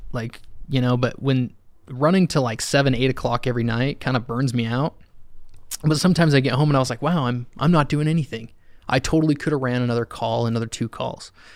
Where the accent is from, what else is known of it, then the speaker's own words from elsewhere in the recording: Alpine, Utah, United States; also born or lived in Spanish Fork, Utah / Salem, Utah / Orem, Utah; I grew up in Alpine for the majority.